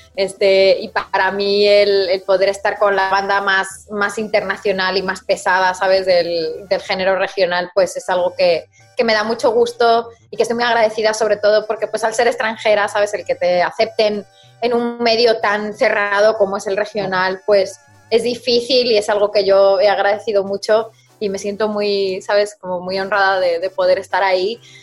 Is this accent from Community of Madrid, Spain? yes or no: yes; Madrid, Community of Madrid, Spain; accent: madrileña; moved away as an adult; also born or lived in Mexico; now in United States; yo mi acento de madrileña es difícil que se me vaya